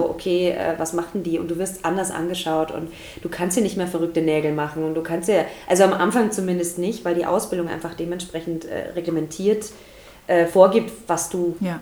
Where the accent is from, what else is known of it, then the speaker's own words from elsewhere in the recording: Deggendorf, Bavaria, Germany; also born or lived in Passau / Munich / Stuttgart; now in Nuremberg, Germany; ich komme tatsächlich ursprünglich aus Passau. Also da bin ich geboren, so tiefstes Niederbayern. Und ähm, ja, und dann bin ich aufgewachsen, so Deckendorf, Straubing, die Ecke. Immer noch tiefstes Niederbayern.